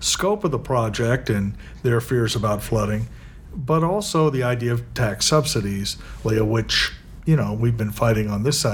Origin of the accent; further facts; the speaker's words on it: Overland Park, Kansas, United States; moved away as an adult; I grew up in Overland Park until I left for school many, many, many years ago.